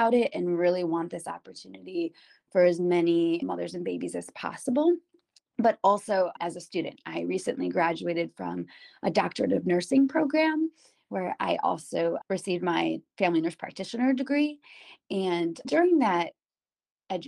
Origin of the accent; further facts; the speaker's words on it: Cleveland, Ohio, United States; I was born and raised here in Cleveland